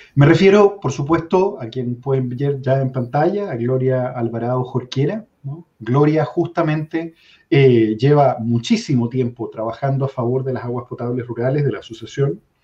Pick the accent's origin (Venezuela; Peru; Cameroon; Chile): Chile